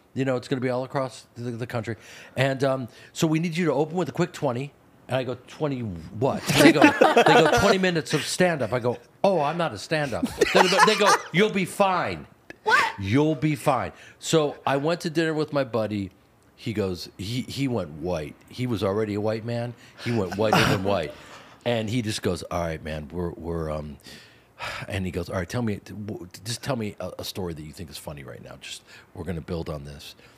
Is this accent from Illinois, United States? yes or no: yes; Chicago, Illinois, United States; I grew up in Chicago